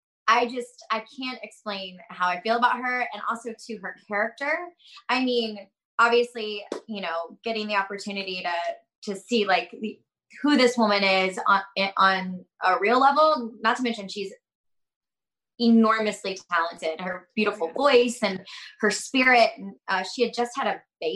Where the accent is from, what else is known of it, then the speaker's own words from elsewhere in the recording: Florida, United States; we're both from Florida. We have like we were raised in like similar backgrounds